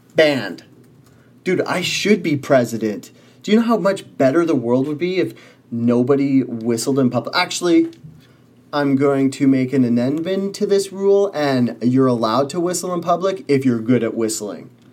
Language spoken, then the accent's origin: English; Canada; I was born in Canada